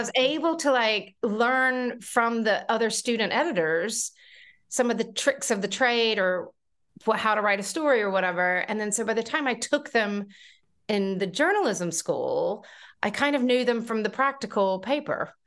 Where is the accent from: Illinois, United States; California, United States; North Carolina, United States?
North Carolina, United States; moved away as an adult; now in United Kingdom; I grew up in North Carolina